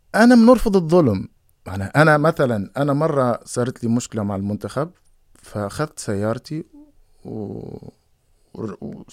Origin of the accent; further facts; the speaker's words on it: Tunisia; moved away as an adult; also born or lived in Netherlands; انا قد من تونس